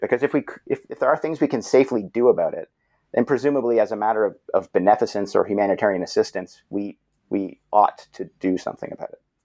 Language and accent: English; Brampton, Ontario, Canada; I'm a Canadian fellow. Uh, grew up in Brampton, which is a suburban city not too far from Toronto.